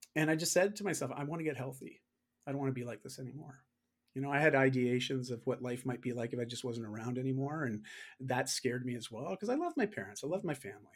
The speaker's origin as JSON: {"language": "English", "country": "Canada", "said": "I am Canadian"}